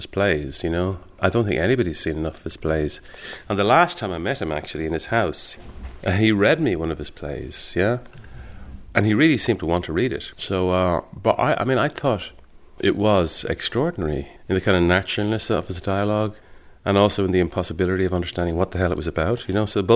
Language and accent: English; Dublin, Leinster, Ireland; I'm from Dublin